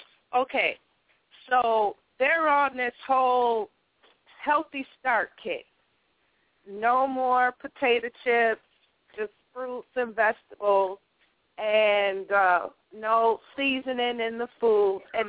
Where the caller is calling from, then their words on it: Rochester, New York, United States; I'm calling from Rochester.